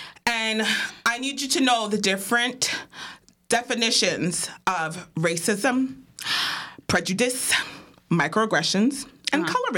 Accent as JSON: {"language": "English", "region": "New York", "country": "United States", "said": "It's giving. I'm from New York."}